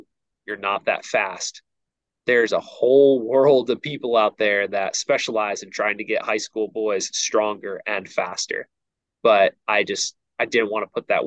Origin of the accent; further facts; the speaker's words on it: outside of New York City, United States; now in Virginia, United States; I grew up outside of New York City